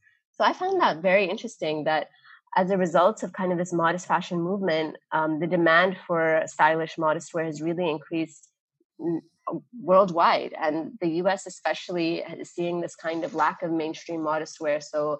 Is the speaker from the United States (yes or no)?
no; Dubai, United Arab Emirates; I remembered this brand from growing up in Dubai from when I was like maybe 18, 19.